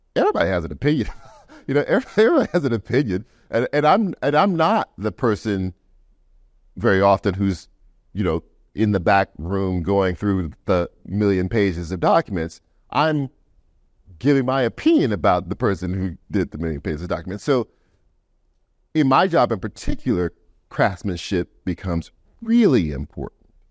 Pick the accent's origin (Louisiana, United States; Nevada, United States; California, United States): Louisiana, United States; we're both from Louisiana